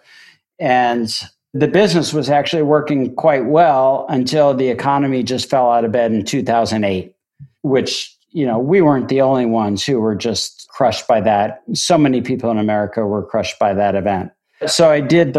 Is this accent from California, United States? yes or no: no; Miami, Florida, United States; moved away; also born or lived in Amherst, Massachusetts / New York; I grew up in Miami, Florida, selling frozen lemonade out of an un-air-conditioned